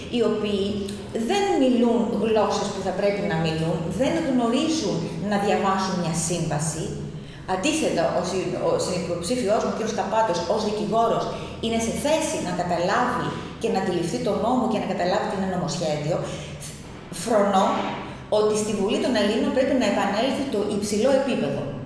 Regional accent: Pylaros, Kefalonia, Ionian Islands, Greece; Είμαι από την, κατάγομαι μάλλον από την Πύλαρο Κεφαλονιάς, πιο συγκεκριμένα από το χωριό Μακριώτικα

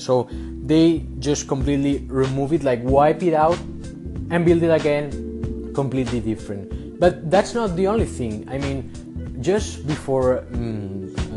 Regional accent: Barcelona, Catalonia, Spain; I'm from Barcelona, so I'm in Barcelona, I'm from Barcelona, so it's not like I'm a tourist

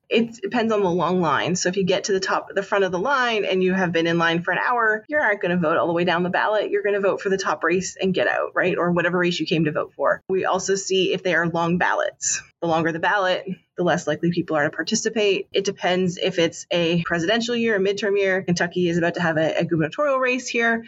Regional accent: Canada; moved away; I grew up in Canada

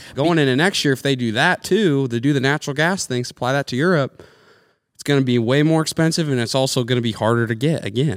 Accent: United States; we as the American people

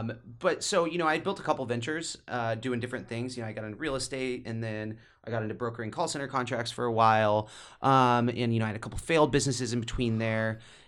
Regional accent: Midwest, United States; growing up in the Midwest, you think that's all the money in the world.

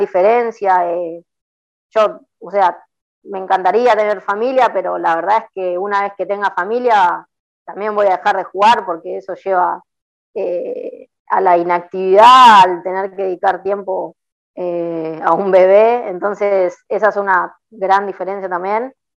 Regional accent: La Plata, Buenos Aires Province, Argentina; nací en La Plata

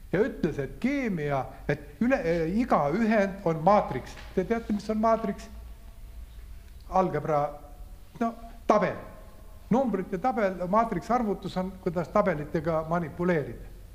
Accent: Saare County, Estonia; moved away; also born or lived in Tartu; ma olen ka saarlane

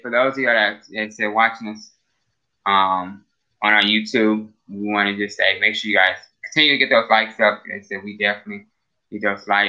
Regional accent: Akron, Ohio, United States; I'm from the North Akron, North Hill area.

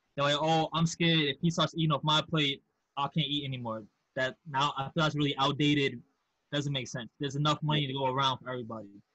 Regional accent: New York City, New York, United States; also born or lived in Manhasset, Long Island; I grew up in House Queens, but I went to high school in Manhasset, Long Island

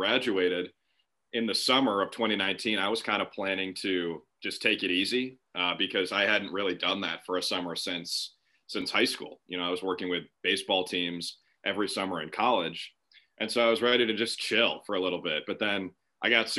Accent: Minnesota, United States; moved away as an adult; now in Birmingham, United States; I'm from Minnesota

